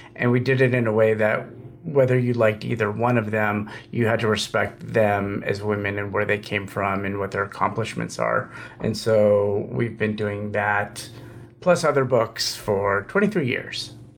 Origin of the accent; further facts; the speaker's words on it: Los Angeles, California, United States; as a kid, I grew up in Los Angeles